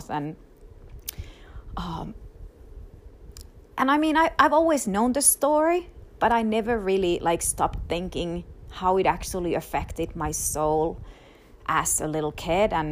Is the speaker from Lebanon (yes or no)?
no; Finland; now in United States; i i already had not been able to visit in my home country in finland for the past three years because of my extended immigration process